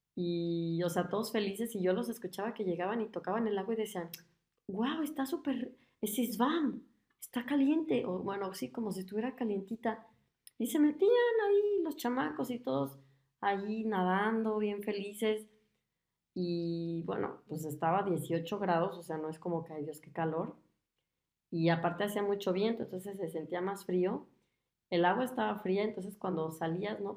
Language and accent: Spanish; Guadalajara, Jalisco, Mexico; moved away as an adult; now in Germany; yo soy de, de Guadalajara, pues es una ciudad grande, es de las ciudades más grandes de, de, México